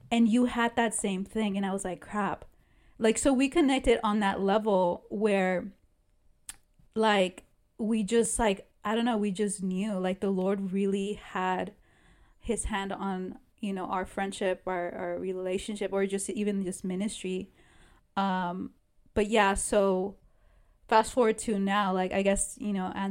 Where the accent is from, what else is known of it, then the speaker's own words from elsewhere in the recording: California, United States; moved away; I'm from California too.